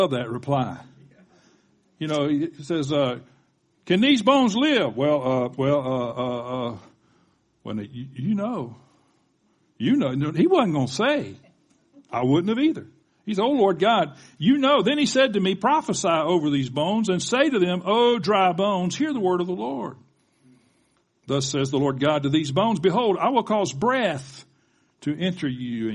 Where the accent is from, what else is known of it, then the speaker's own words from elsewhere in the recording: the South, United States; accent: Southern; I sounded Southern then. I guess that's because I'm from the South